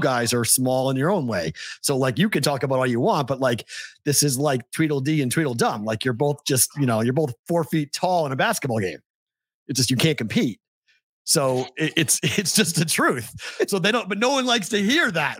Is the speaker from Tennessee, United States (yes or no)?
no; Andover, Massachusetts, United States; I'm from Andover